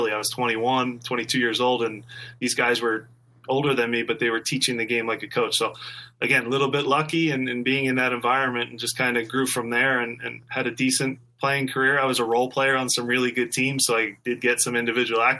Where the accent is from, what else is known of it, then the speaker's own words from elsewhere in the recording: Montgomery County, Philadelphia area, Pennsylvania, United States; also born or lived in Chicago; now in Philadelphia, United States; I grew up in Montgomery County and now I'm in Philadelphia.